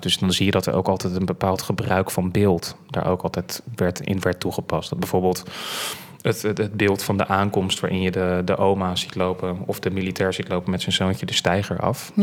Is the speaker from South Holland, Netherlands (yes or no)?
yes; Krimpen aan den IJssel, South Holland, Netherlands; Ik kom van origine uit Krimp aan de IJssel. geboren getogen in Molukse wijk, Krimp aan de IJssel.